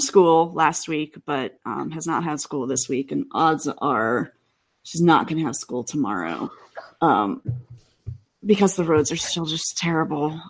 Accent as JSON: {"language": "English", "town": "Cleveland", "region": "Ohio", "country": "United States", "tie": "born or raised there", "moved": "yes", "lives_now": "Seattle, United States", "said": "I grew up outside of Cleveland"}